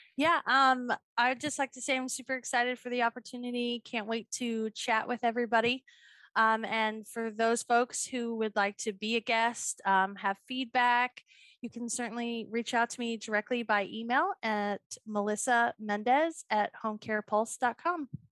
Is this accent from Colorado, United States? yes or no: yes; Boulder, Colorado, United States; now in Atlanta, United States; I'm originally from Boulder, Colorado